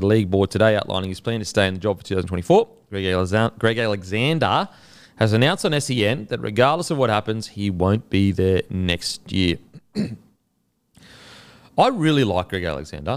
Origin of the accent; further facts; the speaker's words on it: Queensland, Australia; as a Queenslander